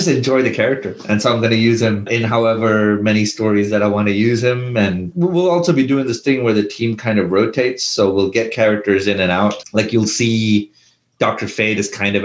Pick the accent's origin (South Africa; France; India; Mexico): India; when I was a kid growing up in India